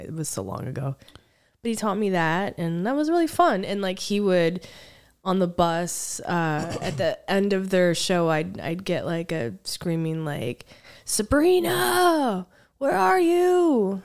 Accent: United States; I'm from, I'm from America, from the United States

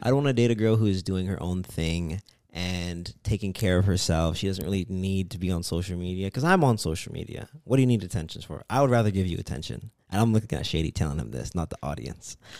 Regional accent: Toronto, Ontario, Canada; I am from Canada

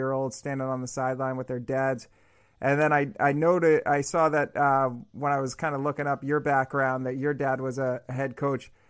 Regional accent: New England, United States; I'm from New England

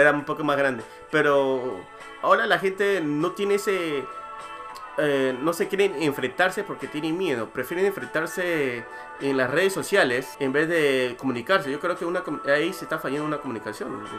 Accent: Peru; moved away; yo crecí en el Perú, me, desarrollé, estudié, primaria, secundaria, universidad

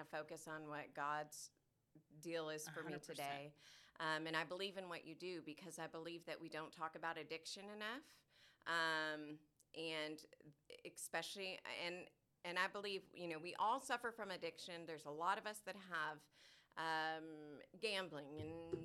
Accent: Orange County, California, United States; born or raised there; moved away as an adult; now in Texas, United States

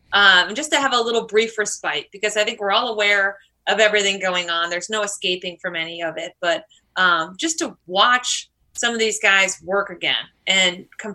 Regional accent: Connecticut, United States; I'm from Connecticut.

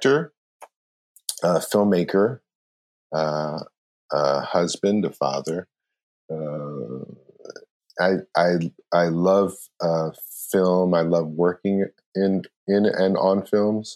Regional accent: Philadelphia, Pennsylvania, United States; also born or lived in New York; now in Los Angeles, United States; I grew up in Philly.

